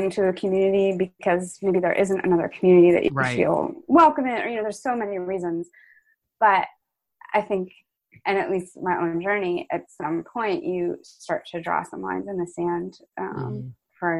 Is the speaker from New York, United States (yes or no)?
yes; Endicott, New York, United States; now in Paris, France; I am originally from Endicott, New York, which no one knows, but it's upstate and it's a lovely, just rural place to grow up